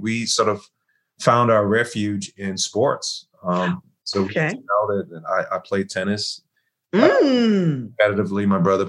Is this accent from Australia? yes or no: no; Germany; My mom's German. My father's from Ghana, Africa. And so I grew up in Germany.